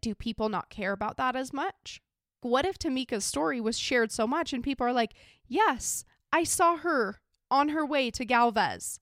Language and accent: English; Idaho, United States; I'm from a small little country town in Idaho